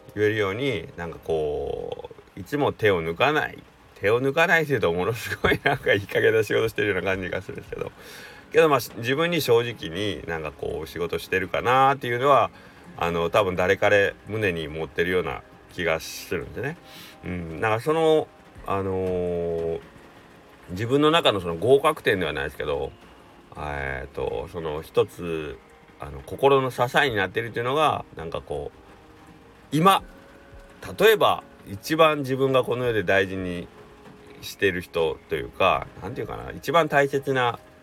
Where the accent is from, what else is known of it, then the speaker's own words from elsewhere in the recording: Takamatsu, Kagawa, Japan; 地元の高松の高松商業っていう野球部